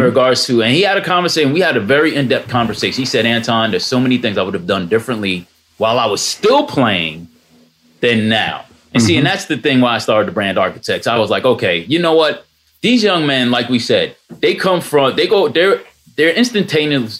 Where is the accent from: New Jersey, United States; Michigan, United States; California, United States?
New Jersey, United States; Jersey City; Born and raised in Jersey City